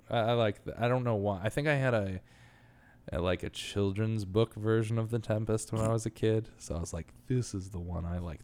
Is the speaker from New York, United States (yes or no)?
yes; New York, United States; moved away; as a New Yorker, like, 'cause I'm s, I've been used to living in such small spaces the whole time